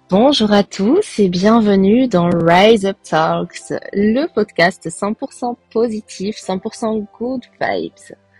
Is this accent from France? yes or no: no; Belgium; also born or lived in Costa Rica; Je suis originaire de Belgique